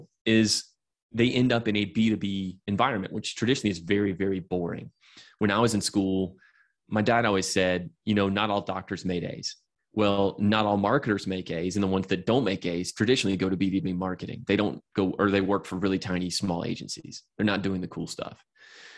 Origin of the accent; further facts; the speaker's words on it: Atlanta, Georgia, United States; I'm from Atlanta